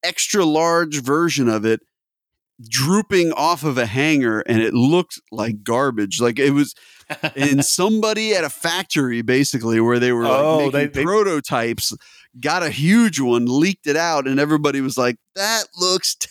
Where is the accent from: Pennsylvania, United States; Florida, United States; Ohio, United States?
Ohio, United States; Cincinnati; I'm from Cincinnati